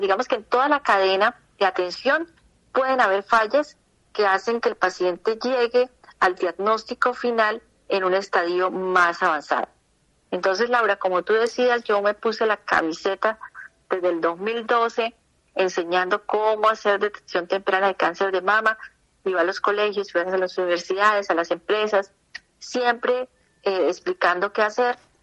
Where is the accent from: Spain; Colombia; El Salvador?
Colombia; Bucaramanga, Santander; yo nací en Bucaramanga